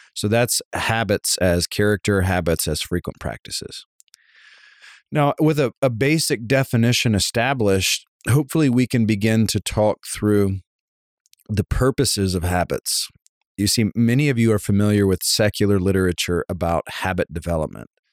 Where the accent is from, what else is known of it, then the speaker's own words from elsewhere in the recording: Savannah, Georgia, United States; I grew up in Savannah, Georgia